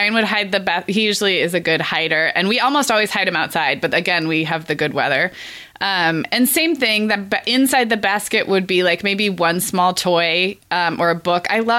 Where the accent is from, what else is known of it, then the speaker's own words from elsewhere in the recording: California, United States; I grew up in California and I am raising my kids in California